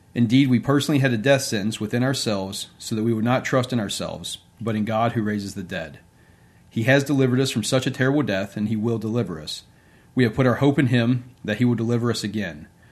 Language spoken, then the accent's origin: English; Bridgewater, Virginia, United States; also born or lived in Norfolk, Virginia / Williamsburg, Virginia; now in Richmond, United States; I was born and raised in Bridgewater, Virginia.